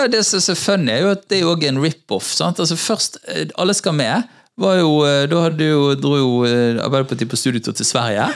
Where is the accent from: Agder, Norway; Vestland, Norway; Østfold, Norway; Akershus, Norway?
Vestland, Norway; Bergen; bodde på Hordvik, i, i, rett, noen steinkast fra der jeg vokste opp